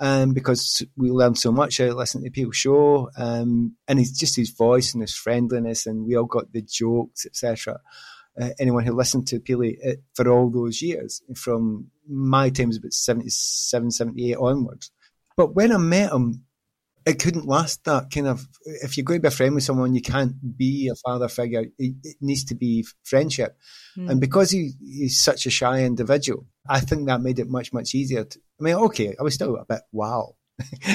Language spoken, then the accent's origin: English; Glasgow, Scotland, United Kingdom; moved away as an adult; also born or lived in London; I came from Glasgow. You know, I was a student up there